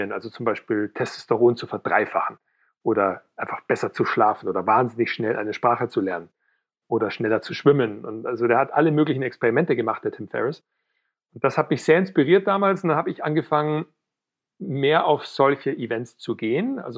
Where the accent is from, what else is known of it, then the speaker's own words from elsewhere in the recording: Weilheim, Bavaria, Germany; now in Munich, Germany; ich komme ursprünglich aus Weilheim in Oberbayern, wohne mittlerweile in München